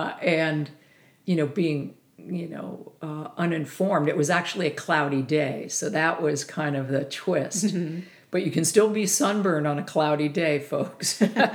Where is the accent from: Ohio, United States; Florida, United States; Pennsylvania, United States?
Pennsylvania, United States; as a kid, growing up in Pennsylvania